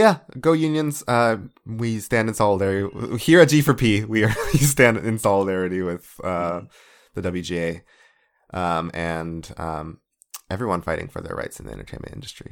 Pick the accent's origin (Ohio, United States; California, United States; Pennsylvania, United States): California, United States; Central Valley; Eric and I were both born and raised in the Central Valley